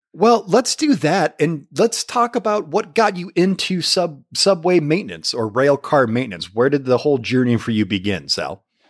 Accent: Michigan, United States; somebody like me from Michigan

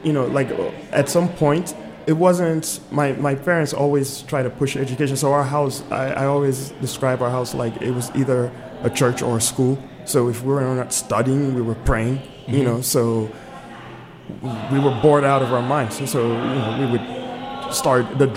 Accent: Nigeria; now in Washington, D.C., United States; I was born here in D.C., but I grew up in Nigeria, and then I returned here to pursue a career in the arts

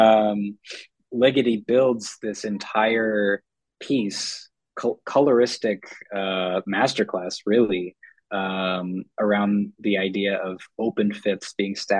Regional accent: Minneapolis, Minnesota, United States; I grew up in Minneapolis

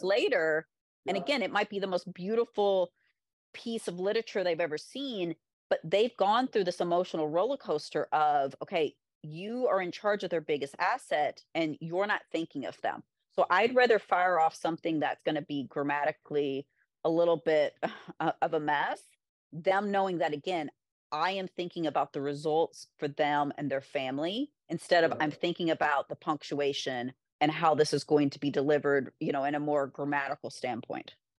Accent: Kentucky, United States; also born or lived in Florida; now in New York, United States; I'm from Kentucky

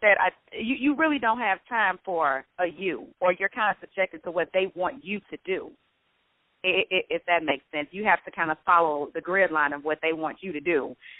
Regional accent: Chicago, Illinois, United States; I'm from Chicago

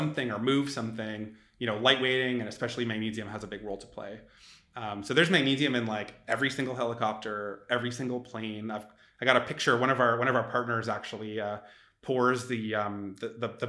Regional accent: Canada; now in San Francisco, United States; we're from Canada and Australia, respectively, not even American

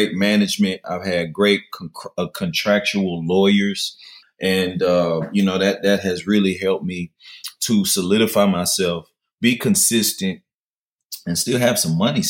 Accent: Memphis, Tennessee, United States; also born or lived in Cordova, Tennessee; I grew up in South Memphis, Black Haven, as well as Orange Mound

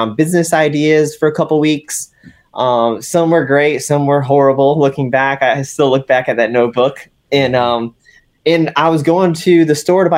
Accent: West Palm Beach, Florida, United States; moved away as an adult; now in North Carolina, United States; I'm originally from West Palm Beach, Florida. Now I've lived in North Carolina for over 11 years

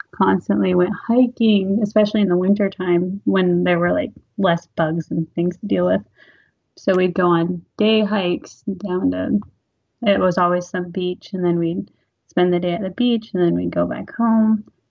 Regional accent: Neah Bay, Washington, United States; Born and raised here, small

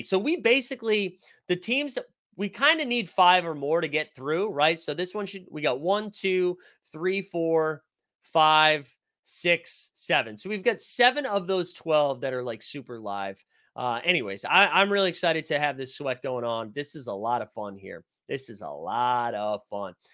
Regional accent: Boston, Massachusetts, United States; now in New York, United States; Live in New York, but I'm a Boston fan. I'm from Boston originally.

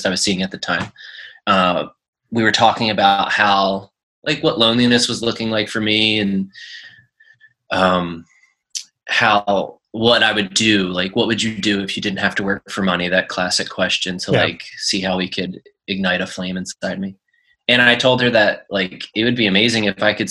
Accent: Philadelphia, Pennsylvania, United States; moved away as an adult; now in San Diego, United States; I lived in Philly from day one, went to college in West Philly at University of Penn, and then picked up a job in South Philly at the Navy Yard. Growing up in Northeast Philly

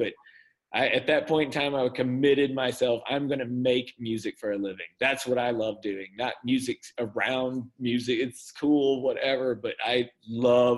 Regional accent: Mississippi, United States; also born or lived in Orlando / Los Angeles; now in Arkansas, United States; I was raised in Mississippi.

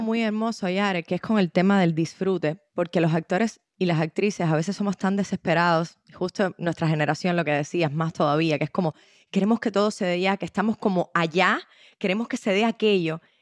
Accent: Cuba; a las cubanas y a los cubanos nos identifican

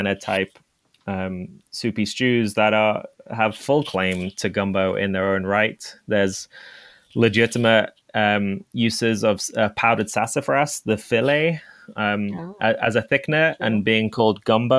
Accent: England, United Kingdom; moved away; I grew up in England

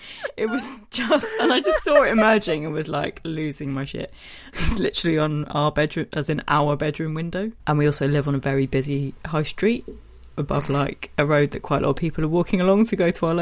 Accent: Yorkshire and the Humber, United Kingdom; I'm from Yorkshire, and you want to say this in a Yorkshire accent?

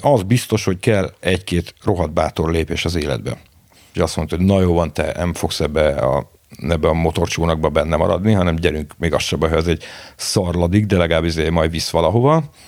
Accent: Budapest, Hungary; a belvárosban a nagymamámék lakásában születtem bele, a Falkmikse utcába, én egy iszonyatos durva lokálpatrióta vagyok, én 18 es koromig nem nagyon hagytam el, nem nagyon a város, de még az ötödik kerületet se

